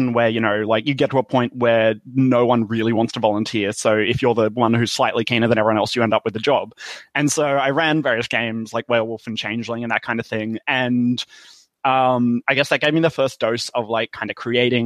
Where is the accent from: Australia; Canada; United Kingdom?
Australia; accent: Australian